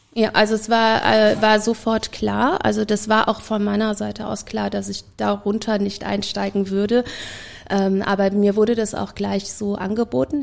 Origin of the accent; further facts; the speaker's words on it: Germany; now in Vienna, Austria; als Deutsche